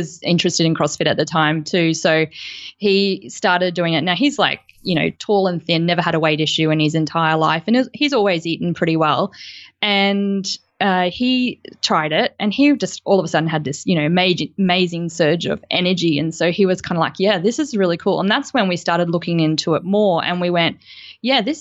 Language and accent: English; Gold Coast, Queensland, Australia; I grew up on the Gold Coast